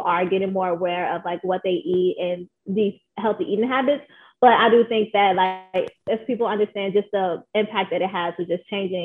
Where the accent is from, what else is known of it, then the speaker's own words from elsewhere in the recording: Chicago, Illinois, United States; I was born and raised here in Chicago in the North Lawndale neighborhood